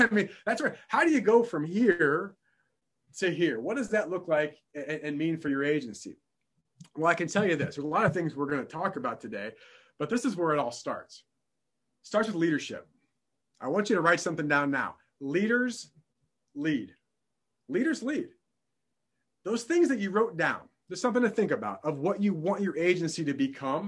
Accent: downstate Illinois, United States; I'm born and raised in Illinois and not Chicago, Illinois, downstate Illinois

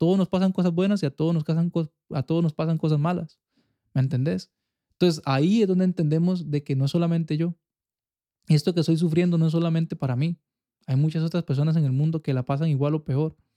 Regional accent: Costa Rica; Los ticos somos malísimos. Los ticos nos

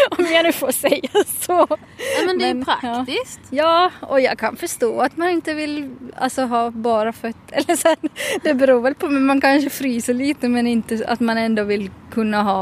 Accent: Finland; now in Sweden; jag flyttade från Finland till Sverige och då så började jag så här se ibland pyttesmå, ibland lite större skillnader i hur man beter sig

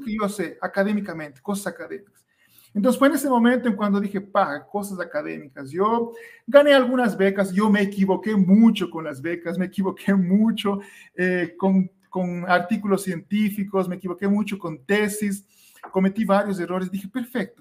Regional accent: Ecuador; yo soy de Ecuador

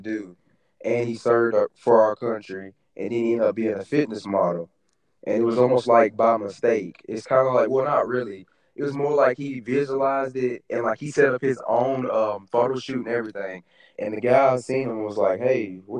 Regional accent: Tullahoma, Tennessee, United States; I'm from Tullahoma, Tennessee. Very small town, not a lot going on.

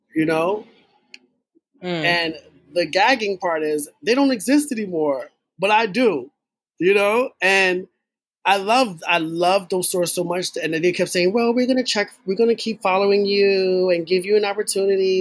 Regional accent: New York City, New York, United States; I'm from the Bronx

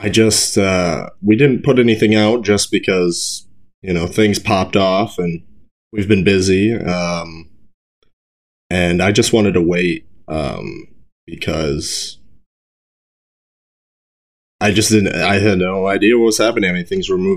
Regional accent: Brookings, South Dakota, United States; in my hometown where I'm at in Brookings

